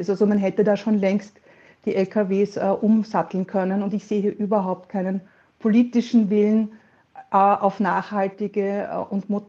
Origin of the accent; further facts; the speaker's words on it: Vienna, Austria; now in Mattighofen, Austria; ich bin Wienerin, lebe jetzt in Oberösterreich im, im Mattigtal, das ist bei Mattighofen im Innviertel nördlich von Salzburg